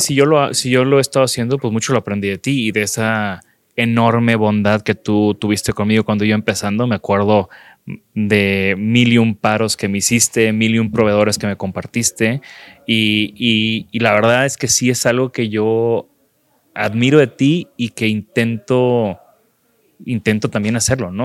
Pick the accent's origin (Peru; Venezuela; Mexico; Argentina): Mexico; como un mexicano que camina en las calles